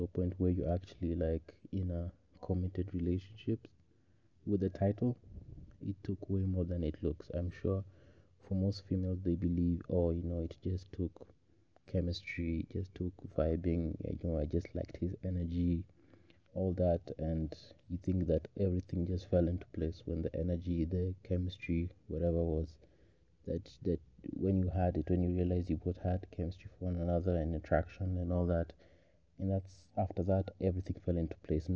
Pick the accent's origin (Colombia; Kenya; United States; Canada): Kenya; I am a Kenyan man